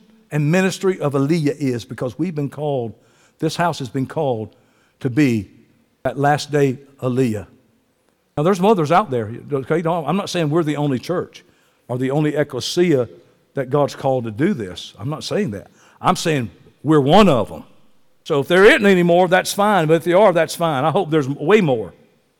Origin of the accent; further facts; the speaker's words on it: Columbus, Georgia, United States; I'm from Columbus, Georgia